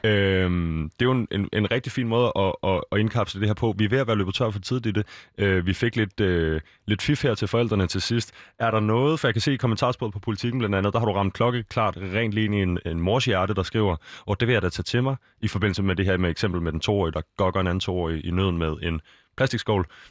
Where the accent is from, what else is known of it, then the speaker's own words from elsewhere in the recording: Copenhagen, Capital Region of Denmark, Denmark; jeg er fra Østerbro, både opvokset og bor der igen nu igen her